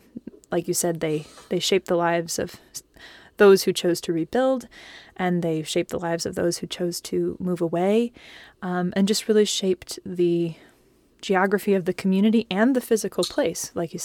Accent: Manson, Iowa, United States; my hometown of Manson, Iowa.

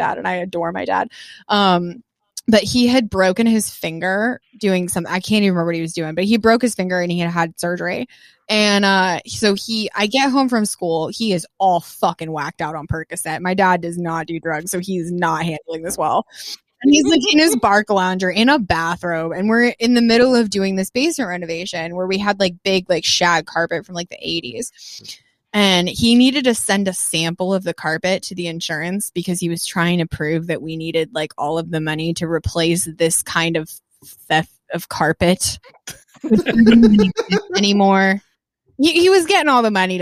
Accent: Longmont, Colorado, United States; I grew up in Longmont, Colorado, which is a huge beer town

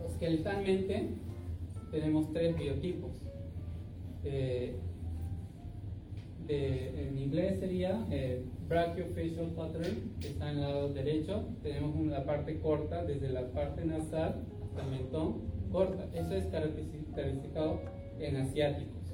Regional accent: Peru; now in Japan; yo por otra parte también soy peruano.

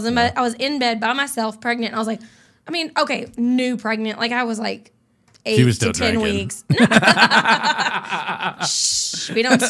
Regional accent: Arkansas, United States; I'm born and raised in Arkansas

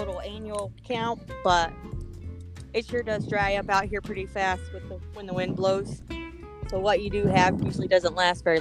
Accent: San Saba, Texas, United States; moved away as an adult; now in Kansas, United States; I grew up in the hill country in San Saba, Texas, right smack dab in the middle. Born and raised there

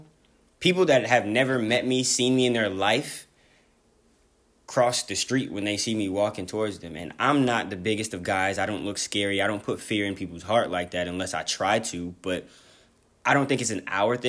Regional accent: California, United States; I'm from Cali

